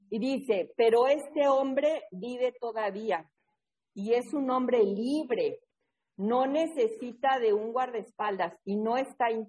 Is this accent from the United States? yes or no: yes; New England, United States; born there; nació por allá, por donde yo nací, en New England.